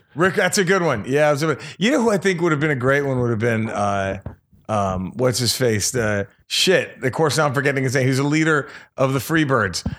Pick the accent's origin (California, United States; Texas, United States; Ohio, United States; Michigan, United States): Texas, United States; Dallas; I'm from Dallas